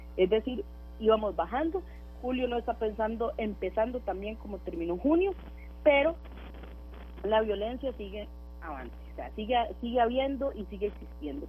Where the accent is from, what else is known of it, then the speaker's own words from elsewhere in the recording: Costa Rica; nosotros como costarricenses